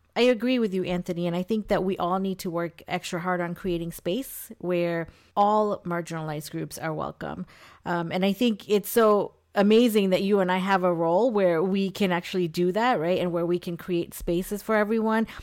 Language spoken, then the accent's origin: English; India; now in United States; I was born in India